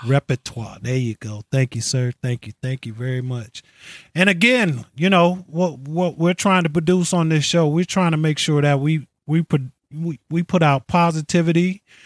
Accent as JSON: {"language": "English", "region": "New York", "country": "United States", "tie": "born or raised there", "moved": "as an adult", "lives_now": "California, United States", "said": "I'm originally from New York. I've lived in, I've lived in New York most of my"}